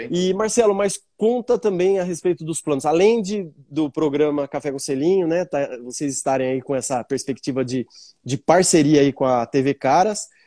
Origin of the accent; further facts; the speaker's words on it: Bauru, São Paulo, Brazil; Eu sou de Bauru.